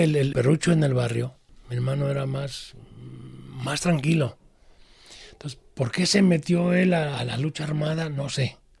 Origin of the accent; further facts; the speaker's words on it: Guadalajara, Jalisco, Mexico; Desde chiquillo yo recuerdo cuando llegamos aquí a Guadalajara, yo tenía seis años